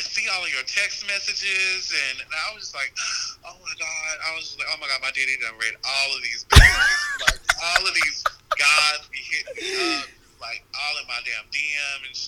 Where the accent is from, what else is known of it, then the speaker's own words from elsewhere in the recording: Burlington, North Carolina, United States; I am from Burlington, North Carolina